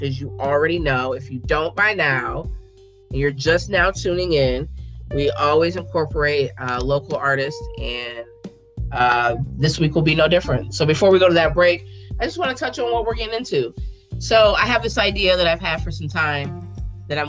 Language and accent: English; Columbus, Ohio, United States; growing up in Columbus, I remember it then, and then I've lived in it now